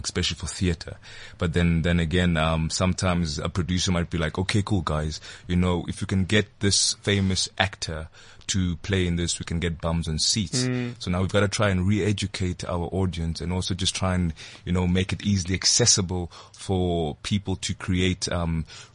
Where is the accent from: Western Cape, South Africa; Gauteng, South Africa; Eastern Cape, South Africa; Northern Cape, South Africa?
Eastern Cape, South Africa; Port Elizabeth; I come from Alexander Road High School in PE